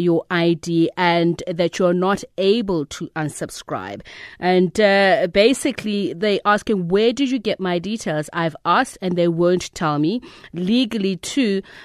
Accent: South Africa; I, as a South African

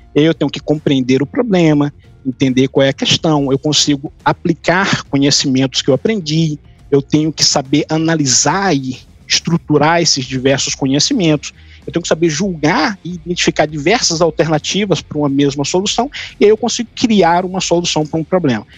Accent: Sucupira do Riachão, Maranhão, Brazil; moved away; lá em São João dos Patos, Sucupira do Riachão, minha terra natal

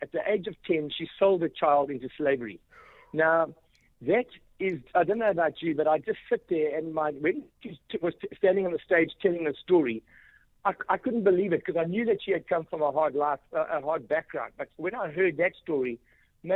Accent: South Africa; also born or lived in England; where are you from? I said, South Africa

